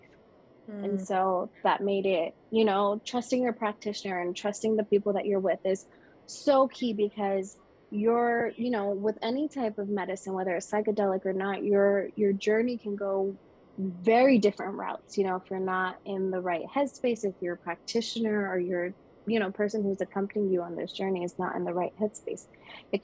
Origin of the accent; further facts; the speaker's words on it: Las Vegas, Nevada, United States; moved away as an adult; now in Sedona, United States; back in my hometown in Vegas